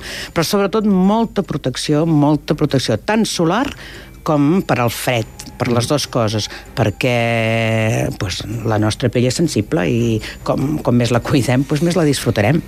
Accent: Empordà, Catalonia, Spain; jo sóc de l'Empordà i allà tenim tenim tramuntana

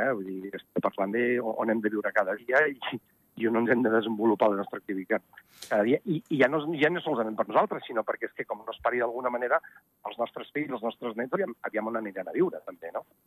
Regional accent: Ordino, Andorra; jo sóc d'Ordino

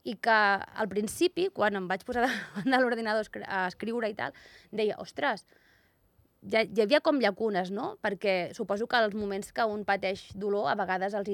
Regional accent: Sant Vicenç de Castellet, Catalonia, Spain; also born or lived in Andorra; now in Barcelona, Spain; Jo sóc de Sant Vicenç

